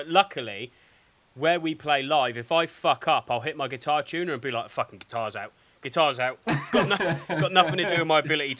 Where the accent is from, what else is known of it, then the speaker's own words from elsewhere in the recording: Dorset, South West England, United Kingdom; also born or lived in Cambridge; where are you from? I was like, Dorset. He's like, where were you born? I was like, Cambridge.